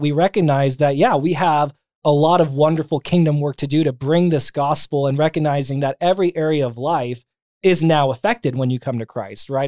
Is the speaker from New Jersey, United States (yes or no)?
no; San Bernardino County, Southern California, United States; I was born and raised in Southern California. So, um, outside of Los Angeles, um, San Bernardino County